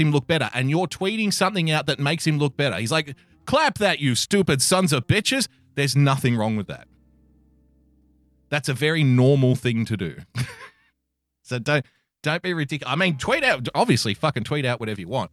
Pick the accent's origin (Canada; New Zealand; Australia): Australia; this comes all the way from the great nation of Australia. Formerly my home country, now I am a citizen